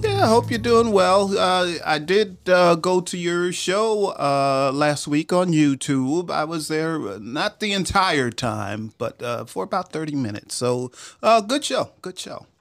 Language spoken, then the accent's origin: English; Long Island, New York, United States; moved away as an adult; also born or lived in Memphis, Tennessee; now in Atlanta, United States; my parents still lived in the house I grew up